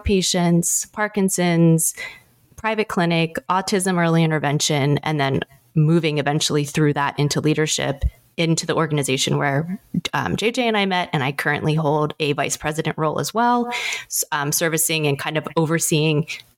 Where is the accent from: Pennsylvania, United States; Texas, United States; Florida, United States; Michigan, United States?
Pennsylvania, United States; moved away as an adult; also born or lived in Philadelphia; now in San Diego, United States; I am originally from the East Coast, Pennsylvania, born and raised, and went to school, both undergrad and graduate, in Philadelphia